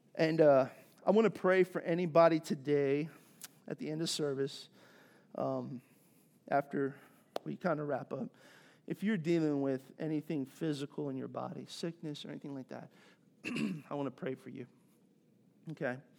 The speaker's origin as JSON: {"language": "English", "region": "East Coast", "country": "United States", "tie": "born or raised there", "also_born_or_lived": "Southeast Texas / Los Angeles", "moved": "as an adult", "lives_now": "Texas, United States", "said": "I grew up on the East Coast, and then I lived here in Southeast Texas for most of my adult life"}